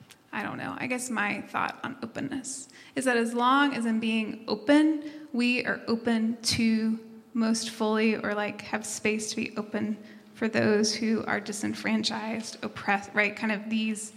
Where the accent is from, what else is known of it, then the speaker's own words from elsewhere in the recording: Tennessee, United States; moved away; I'm headed to Tennessee, my hometown